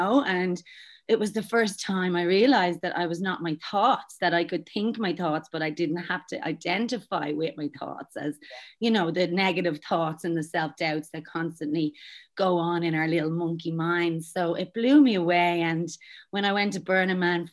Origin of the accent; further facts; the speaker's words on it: Dublin, Leinster, Ireland; moved away as an adult; now in Australia; I'm from Dublin, Ireland, but I've been over here for the last almost 15 years.